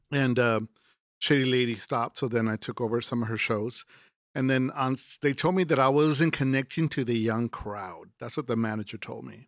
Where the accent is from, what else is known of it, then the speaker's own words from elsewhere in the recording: Laredo, Texas, United States; I'm originally from Laredo, Texas